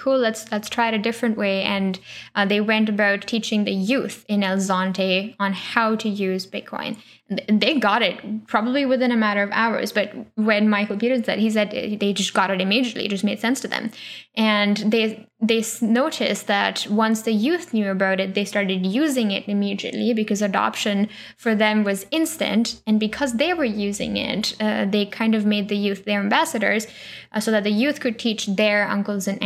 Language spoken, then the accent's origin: English; Pune, Maharashtra, India; I grew up in Pune, huge city